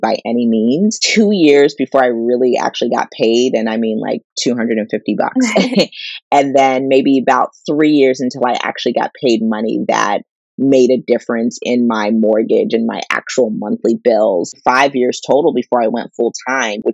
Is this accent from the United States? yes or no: yes; Pittsburgh, Pennsylvania, United States; I grew up in the Pittsburgh area